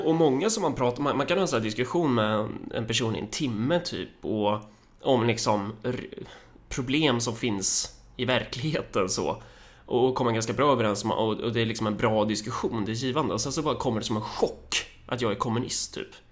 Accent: Sweden; vi som svenskar så har vi ju en viss sorts kultur

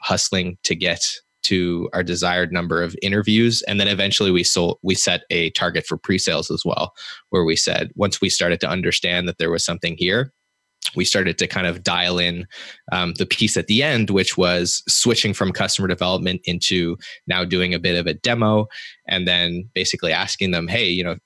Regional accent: Canada; me being Canadian

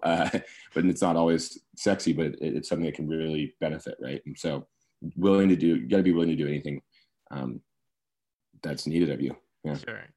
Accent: Sacramento, California, United States; also born or lived in Berkeley; I grew up in Sacramento

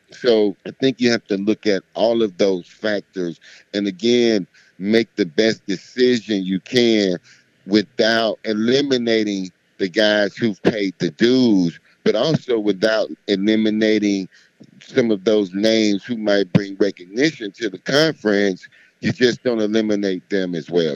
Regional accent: Miami, Florida, United States; I'm from Miami

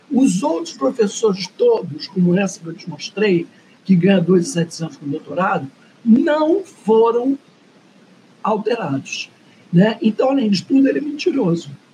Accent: Rio de Janeiro, Brazil; eu sou branca, classe média, nascido e criado na Zona Sul do Rio de Janeiro.

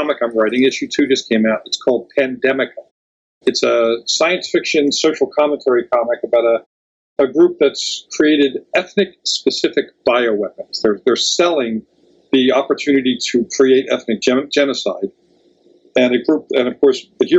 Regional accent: Philadelphia, Pennsylvania, United States; moved away as an adult; also born or lived in Bucks County, Pennsylvania; now in San Diego, United States; I grew up in Philly. I lived in Bucks County, Pennsylvania for years

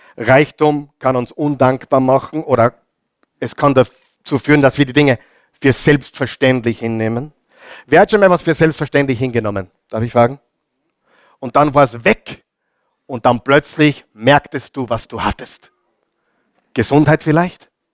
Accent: Austria; bei uns in Österreich sagt man Gasonäre

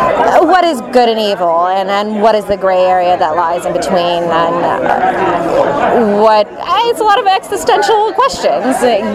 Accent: Bay Area, California, United States; now in Los Angeles, United States; I grew up in the Bay Area.

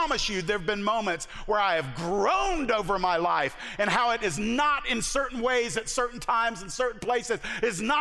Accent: the South, United States; I am from the South

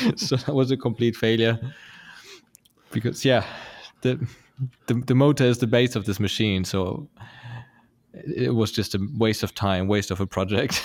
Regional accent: Lübeck, Schleswig-Holstein, Germany; born or raised there; moved away

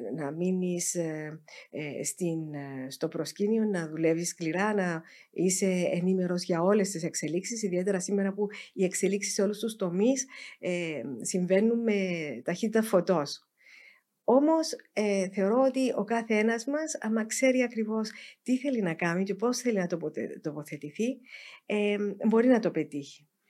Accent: Cyprus

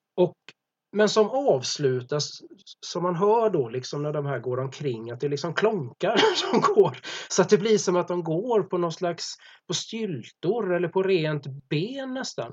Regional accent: Gothenburg, Västra Götaland, Sweden; jag är från Göteborg.

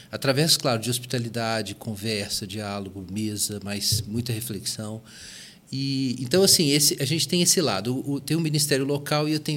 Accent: Belo Horizonte, Minas Gerais, Brazil; E Belo Horizonte era um dos focos disso, né? Foi, verdade. Então eu cresci na Igreja Batista da Floresta, uma igreja batista, muito em ênfase em estudo bíblico, mas também em dons espirituais, nessa coisa toda.

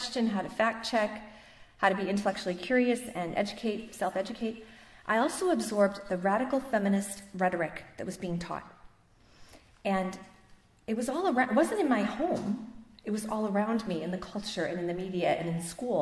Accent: Boston, Massachusetts, United States; moved away; also born or lived in Toronto, Canada; I'm originally from Boston, Massachusetts, land of philosophical weirdos. I grew up in a Catholic family

